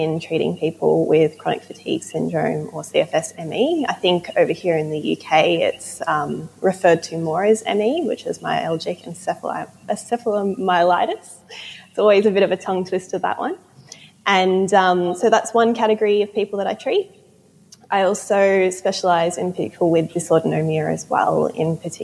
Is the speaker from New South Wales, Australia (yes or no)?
no; Melbourne, Victoria, Australia; moved away as an adult; now in Truro, United Kingdom; So recently, in the last 6 months, moved to Cornwall, and I'm actually from Melbourne, Australia.